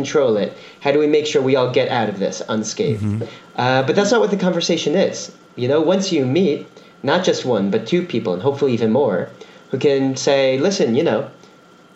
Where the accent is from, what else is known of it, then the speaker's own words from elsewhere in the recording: Teaneck, New Jersey, United States; moved away as an adult; now in Israel; I'm originally from Teaneck, New Jersey